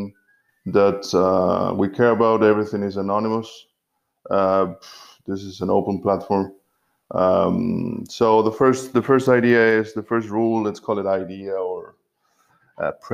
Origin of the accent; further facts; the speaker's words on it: Argentina; now in Berlin, Germany; my home country, Argentina, even though I'm an Italian citizen as well. I believe my home country is Argentina